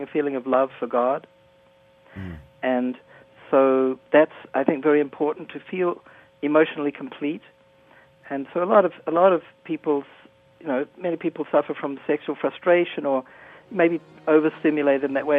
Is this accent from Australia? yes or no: no; New Zealand; I'm from New Zealand, and uh, I was a student there at, at university in 1975